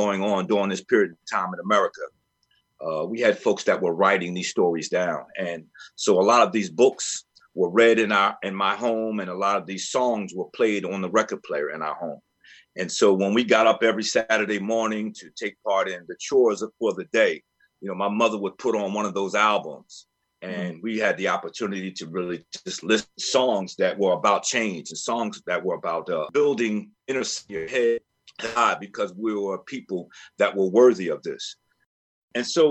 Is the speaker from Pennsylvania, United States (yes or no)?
yes; Philadelphia, Pennsylvania, United States; I was born and raised in Germantown